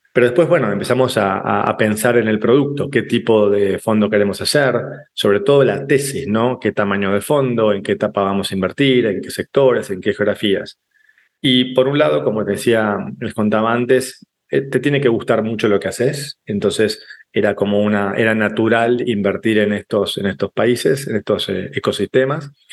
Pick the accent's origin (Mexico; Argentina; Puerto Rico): Argentina; moved away as an adult; now in Paraguay; en lugar de regresarme a Argentina, mi país natal, me quedo junto con mi familia en Paraguay